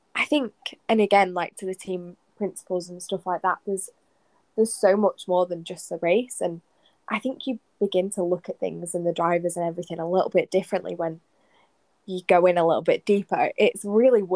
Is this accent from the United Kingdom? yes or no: yes; United Kingdom; being British